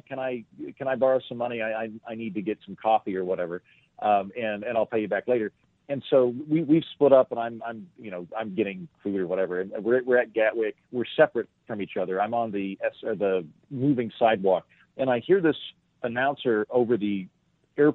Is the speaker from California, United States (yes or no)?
no; Oklahoma, United States; also born or lived in Scotland; I'm from Oklahoma